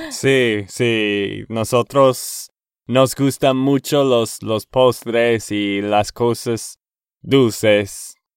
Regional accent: Texas, United States; de Texas, Estados Unidos.

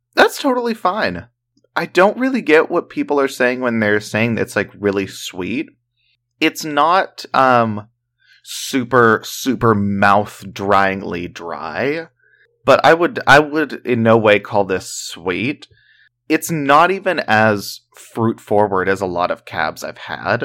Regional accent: the South, United States; we're from the South

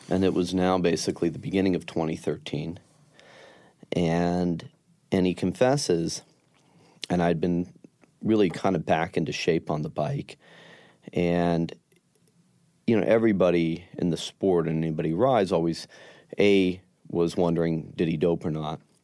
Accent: Denver, Colorado, United States; growing up in Denver

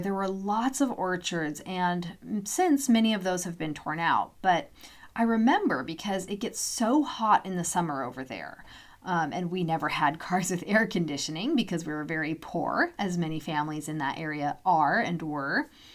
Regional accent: Loomis, Washington, United States; moved away; My hometown's mini post office still has those vintage mailboxes installed to this day.

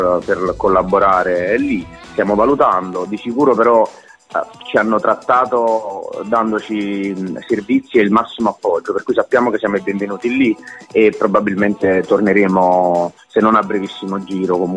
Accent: Caserta, Campania, Italy; noi siamo napoletani in realtà casertani

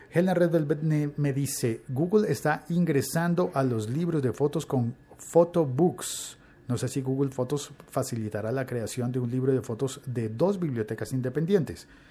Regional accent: Colombia

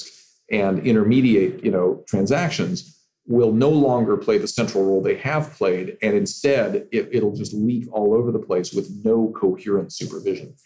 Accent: California, United States; my home state of California

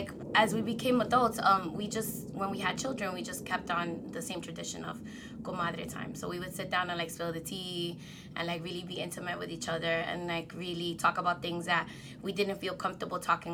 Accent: New York City, New York, United States; also born or lived in Dominican Republic; Dominicana from the Heights

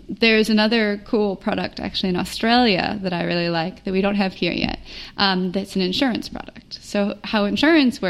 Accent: Minnesota, United States; moved away as an adult; also born or lived in Indiana / Chicago / New York; now in South Africa

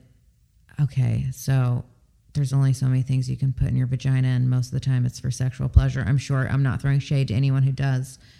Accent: California, United States; moved away; also born or lived in the Deep South; I'm originally from California.

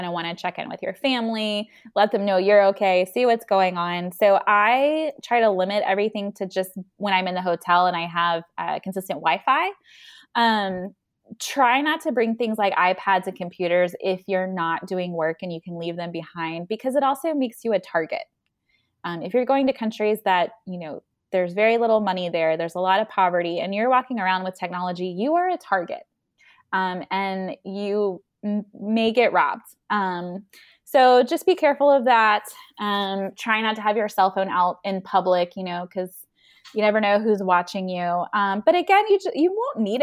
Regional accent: the South, United States; I'm from the South as well.

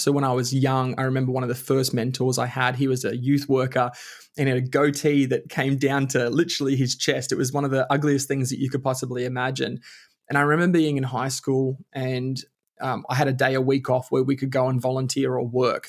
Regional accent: Bundaberg, Queensland, Australia; also born or lived in Alice Springs; now in Melbourne, Australia; we moved back to Bundaberg when I was about six years old, and then spent most of my life living in Bundaberg

